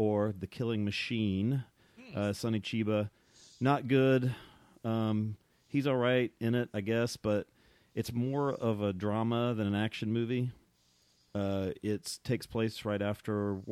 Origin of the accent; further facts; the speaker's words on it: North Carolina, United States; I'm from North Carolina